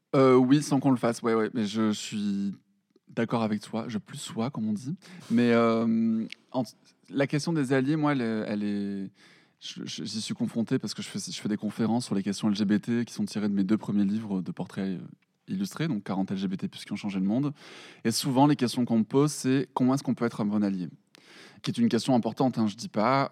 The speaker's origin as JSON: {"language": "French", "town": "Perpignan", "region": "Occitania", "country": "France", "tie": "born or raised there", "moved": "as an adult", "lives_now": "Paris, France", "said": "je suis de Perpignan"}